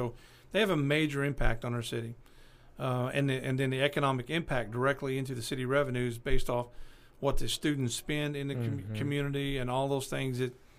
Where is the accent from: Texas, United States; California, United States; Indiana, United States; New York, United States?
California, United States; Bakersfield; L.A., Los Angeles, well, we're from Bakersfield. You know, and we lived in Bakersfield for several years.